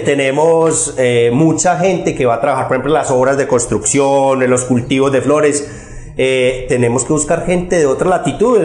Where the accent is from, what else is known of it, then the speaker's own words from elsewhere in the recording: Rionegro, Antioquia, Colombia; yo soy de Río Negro, es eh, toda la vida de Río Negro